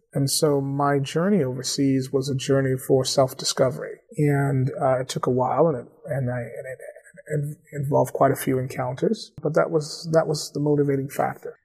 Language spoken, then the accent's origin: English; Atlanta, Georgia, United States; moved away as an adult; also born or lived in DeKalb County, Georgia; now in Cambridge, United States; born and raised in Atlanta. I grew up uh, two blocks or three blocks from Morehouse College in Atwood Street.